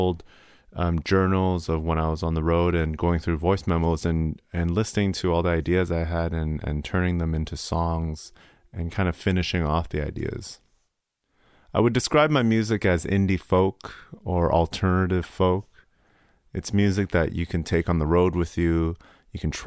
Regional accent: Canada; also born or lived in Hong Kong; I am originally from Hong Kong, and I grew up right here in Canada.

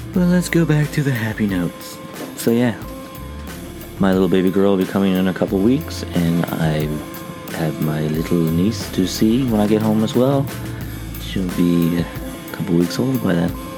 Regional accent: Canada; moved away; also born or lived in Newfoundland; as a Canadian

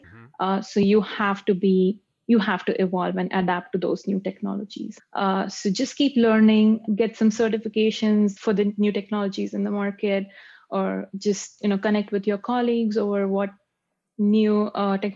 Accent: Pune, Maharashtra, India; moved away as an adult; also born or lived in Cincinnati, Ohio, United States; now in Toronto, Canada; I was born and raised in India. There's a city called Pune in India.

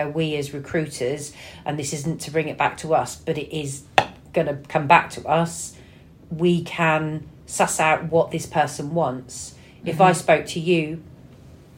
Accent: United Kingdom; I think we are British

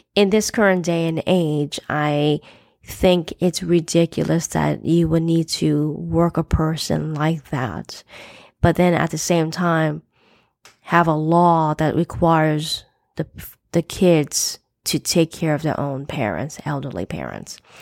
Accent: United States; I'm an American born Chinese to parents who immigrated to, to the U S in the sixties

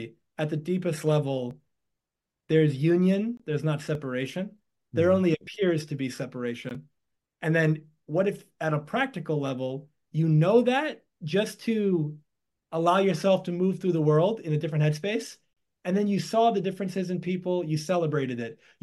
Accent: New York, United States; I was born in New York in the United States

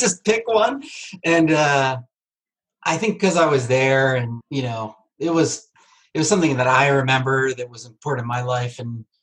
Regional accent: Wilmington, Delaware, United States; also born or lived in Chester County, Pennsylvania / Hanover, New Hampshire; now in Norwich, United States; I grew up in the Wilmington, Delaware, kind of southern Chester County, Pennsylvania area

